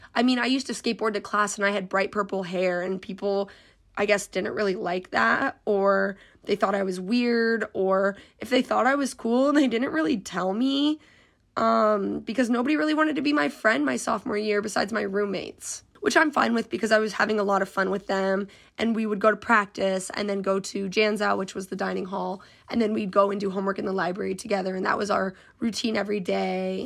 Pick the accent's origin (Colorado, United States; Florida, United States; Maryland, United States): Colorado, United States; moved away as an adult; also born or lived in Nebraska; I was coming from a completely different state 'cause I'm from Colorado.